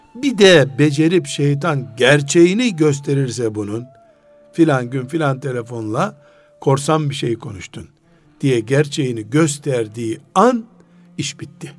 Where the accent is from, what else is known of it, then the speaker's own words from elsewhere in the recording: Black Sea Region, Turkey; biz Karadenizliyiz